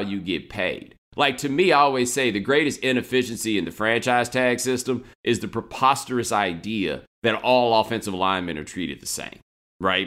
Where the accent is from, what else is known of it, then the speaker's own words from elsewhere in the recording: Texas, United States; I'm from Texas.